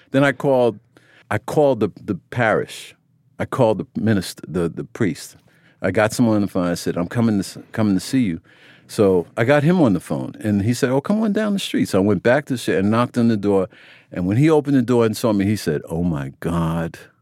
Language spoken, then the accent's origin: English; United States; I grew up in America